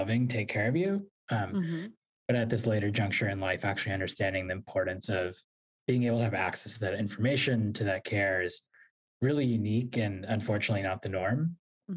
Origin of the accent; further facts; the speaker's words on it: Virginia, United States; moved away as an adult; also born or lived in New York City; now in Washington, D.C., United States; I was born in New York City, grew up in Virginia, and have lived in Washington, D.C. and spent a lot of time in New York ever since